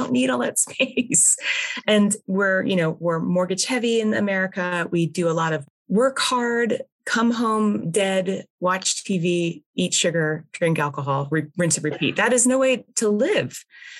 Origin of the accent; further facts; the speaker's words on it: United States; I'm speaking as an American